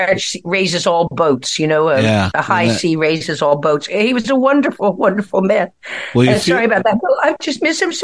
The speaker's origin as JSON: {"language": "English", "country": "Ireland", "said": "as an Irish person"}